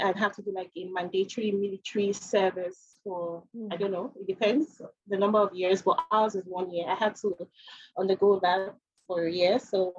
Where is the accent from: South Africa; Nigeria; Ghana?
Nigeria; Abuja, Federal Capital Territory; moved away as an adult; also born or lived in Ukraine / Austria; now in Lagos, Nigeria; when I was living with my parents, I was living in a family home. But then I relocated from Abuja to Lagos, where I live now.